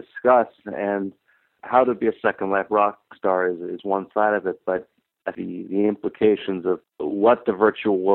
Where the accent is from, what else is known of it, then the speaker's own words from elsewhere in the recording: Los Angeles, California, United States; moved away as an adult; now in New York City, United States; I was born in Los Angeles and moved to New York about 7 years ago